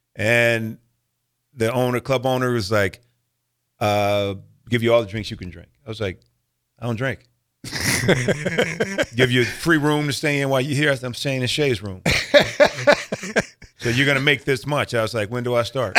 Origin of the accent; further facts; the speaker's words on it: Omaha, Nebraska, United States; I was born and raised in Omaha, Nebraska